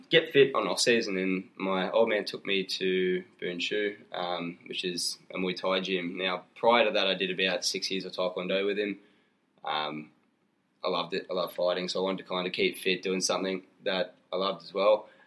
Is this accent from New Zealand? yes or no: no; Gold Coast, Queensland, Australia; I hail from the Gold Coast.